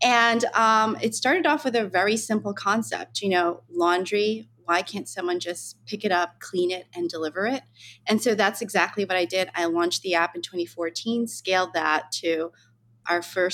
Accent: United States; I grew up in New York, New Jersey

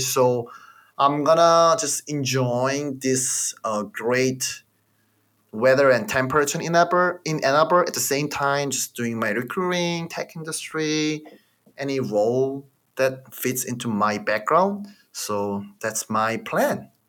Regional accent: South Korea; English is a second language; moved away as an adult; now in United States; I'm from Korea

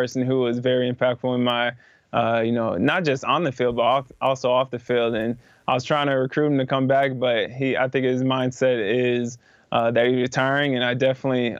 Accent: Iowa, United States; growing up in Iowa

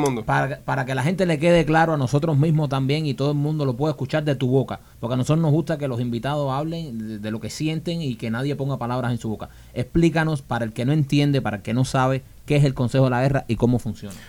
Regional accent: Cuba; moved away; nosotros somos eh, dos cubanos

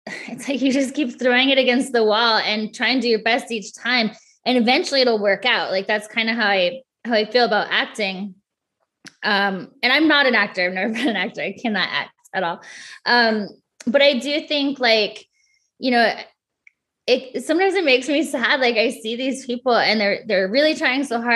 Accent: Midwest, United States; I grew up in the Midwest in a very small town.

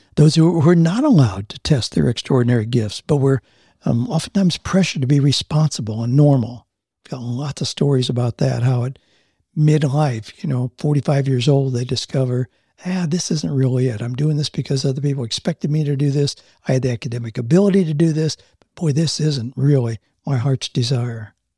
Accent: Mansfield, Ohio, United States; moved away; I grew up in Mansfield, Ohio, just outside of Mansfield

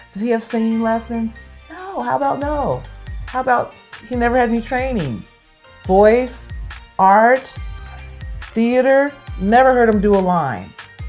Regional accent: San Francisco, California, United States; The house I grew up in San Francisco

